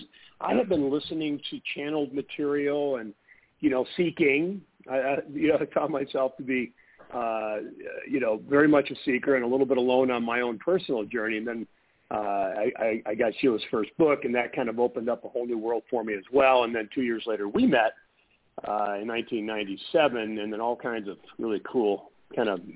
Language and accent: English; Michigan, United States; now in Phoenix, United States; I grew up in Michigan.